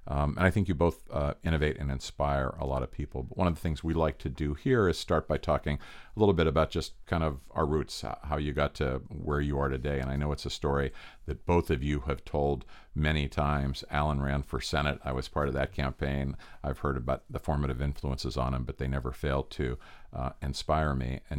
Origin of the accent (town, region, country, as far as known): Pittsburgh, Pennsylvania, United States; born or raised there